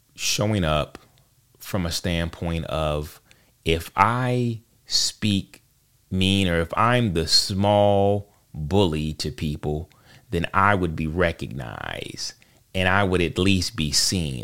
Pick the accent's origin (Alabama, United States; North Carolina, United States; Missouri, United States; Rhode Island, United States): North Carolina, United States; Charlotte; I am from Charlotte, North Carolina. Uh, I I have been here all my life